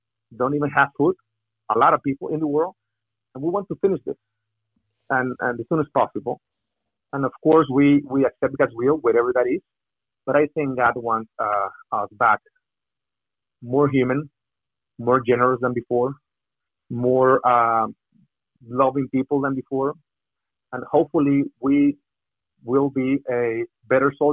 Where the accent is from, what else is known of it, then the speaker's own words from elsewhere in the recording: Mexico; English is a second language; moved away as an adult; also born or lived in Miami; I'm from Mexico